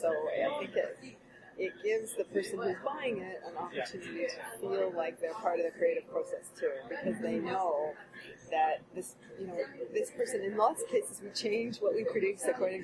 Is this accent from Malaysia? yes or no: no; Canada; I am unapologetically Canadian